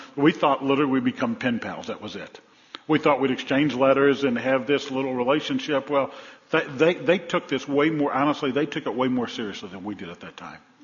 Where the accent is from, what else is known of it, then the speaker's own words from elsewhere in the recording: New Orleans, Louisiana, United States; When I was a kid growing up in New Orleans